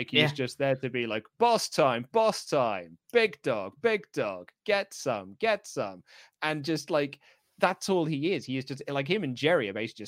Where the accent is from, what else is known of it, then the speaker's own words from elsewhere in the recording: Glasgow, Scotland, United Kingdom; I'm the guy from Glasgow. So as Luke so eloquently puts, I live in Glasgow.